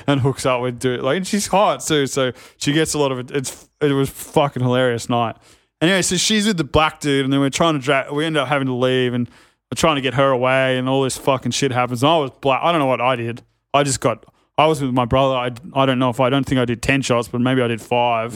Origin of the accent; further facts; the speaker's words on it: Sydney, New South Wales, Australia; I'm from North Narrabeen